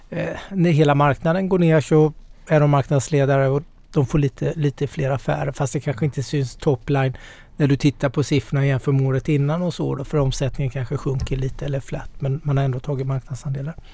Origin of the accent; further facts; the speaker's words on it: Småland, Sweden; Nu är, jag är smålänning här.